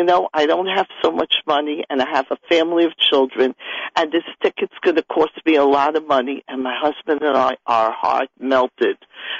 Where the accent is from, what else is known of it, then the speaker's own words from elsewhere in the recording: New York City, New York, United States; I come from Borough Park, and I know people have this in other Jewish neighborhoods.